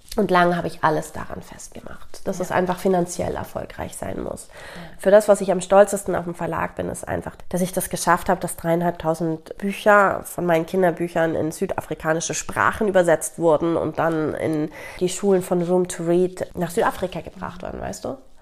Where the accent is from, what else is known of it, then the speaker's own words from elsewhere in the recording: Italy; moved away; ich bin in Italien mit auch aufgewachsen